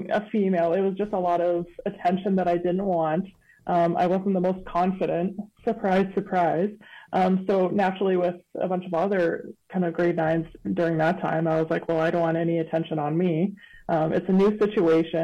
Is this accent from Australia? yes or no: no; Windsor Park, Manitoba, Canada; I came from General Vanier, so pretty close, still in Windsor Park, so I was still in walking distance